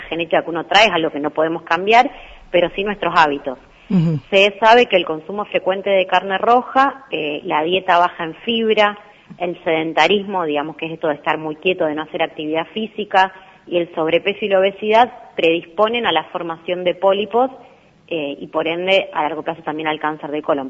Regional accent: Rosario, Santa Fe, Argentina; moved away; also born or lived in Buenos Aires; yo soy de Rosario

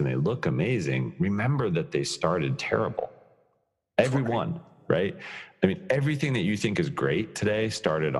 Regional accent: Colorado, United States; I'm born and raised in Colorado

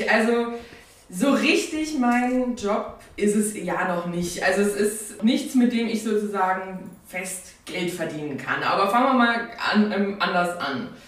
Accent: Saarland, Germany; moved away as an adult; also born or lived in Mainz; now in near Cologne, Germany; bin 23 Jahre alt, bin ursprünglich aus dem Saarland, habe äh, in Mainz studiert

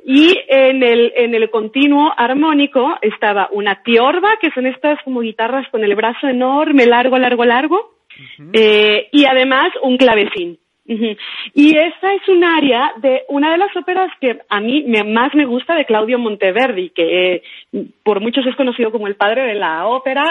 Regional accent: Sonora, Mexico; moved away as an adult; now in Mexico City, Mexico; que es de donde yo soy originaria

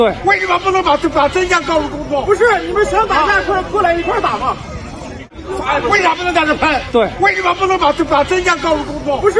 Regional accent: Xi'an, Shaanxi, China; 咱都是中国人，咱中国人不要伤害中国人。我是西安来旅游的

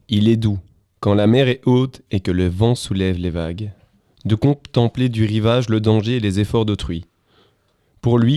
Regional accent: Brussels, Brussels-Capital Region, Belgium; moi, je viens de Bruxelles. Donc, je suis jeune diplômé, j'ai fait mes études à Bruxelles.

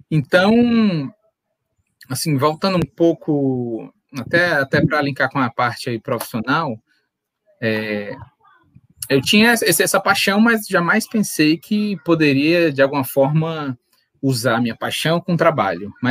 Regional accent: Fortaleza, Ceará, Brazil; also born or lived in Pará; now in Natal, Brazil; Mas eu sou de Fortaleza, é, morei em outros estados do Brasil, fui morar no Pará um ano, depois vim para Natal por causa do trabalho do meu pai.

